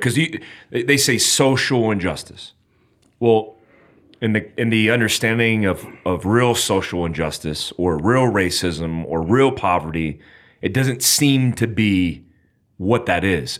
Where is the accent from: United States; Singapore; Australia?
United States; I'm an American, I'm in America